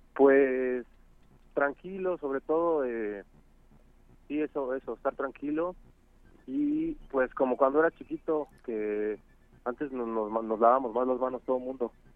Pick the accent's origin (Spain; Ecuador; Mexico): Mexico; Mexico City; Yo soy de Coajimalpa.